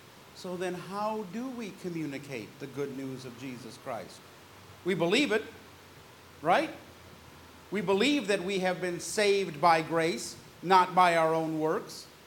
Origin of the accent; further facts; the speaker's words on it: California, United States; I grew up in California